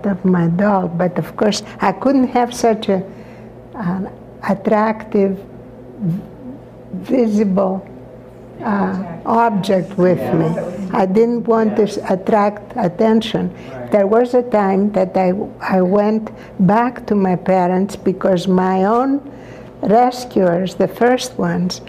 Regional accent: Larissa, Thessaly, Greece; not too far from Larissa, my hometown.

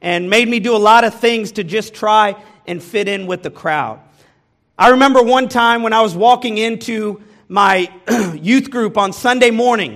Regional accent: Kansas City, Missouri, United States; moved away as an adult; now in Texas, United States; I was born and raised in this country, in Kansas City, Missouri

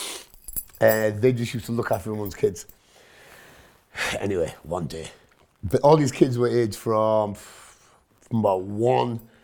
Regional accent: Hitchin, East of England, United Kingdom; first language Punjabi; English is a second language; I was born in Hitchin, Hertfordshire.

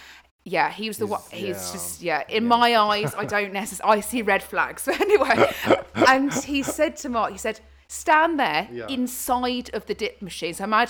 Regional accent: Zimbabwe; I'm from Zimbabwe.

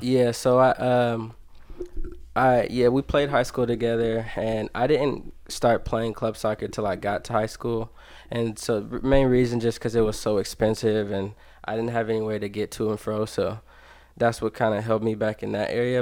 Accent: Dayton, Ohio, United States; I grew up here in Dayton, Ohio

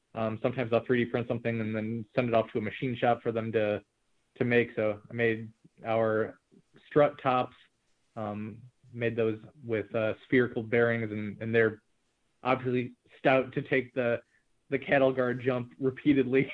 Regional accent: St. Louis, Missouri, United States; we're from St. Louis

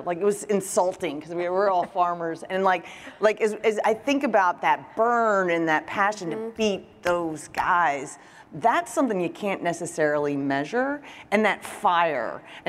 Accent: Kentucky, United States; I grew up in Kentucky

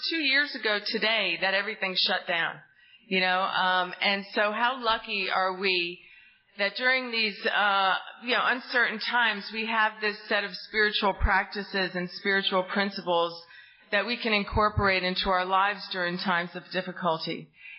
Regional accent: New Jersey, United States; now in Tallahassee, United States; you might sense from my accent, I'm not from down south here, I'm from the great state of New Jersey! And I really grew up in an amazing family

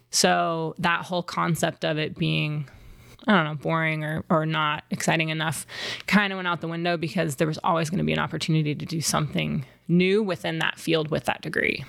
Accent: Wimberley, Texas, United States; I grew up outside of Austin, Texas, in a tiny little town called Wimberley

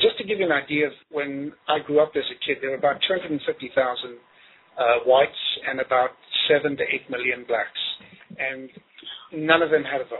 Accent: Zimbabwe; now in United States; I grew up in Zimbabwe, which used to be Rhodesia.

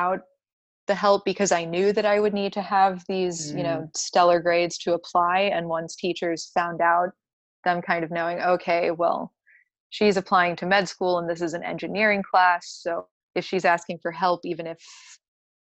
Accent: Gainesville, Florida, United States; also born or lived in Georgia / Colorado; I am from Gainesville. My parents live here

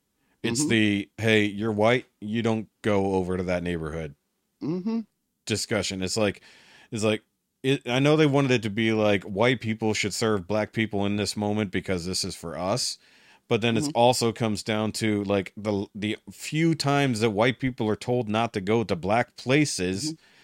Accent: Texas, United States; I'm from Texas. I can say that.

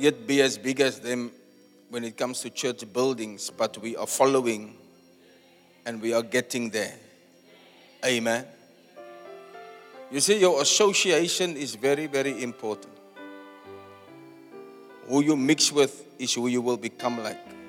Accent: Cape Town, Western Cape, South Africa; back in my hometown

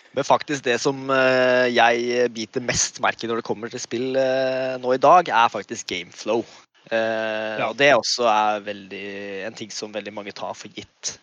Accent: Kongsberg, Buskerud, Norway; also born or lived in Indonesia; Og jeg er jo født og oppvokst i Kongsberg. Kongsberg-gutt i mitt hjerte.

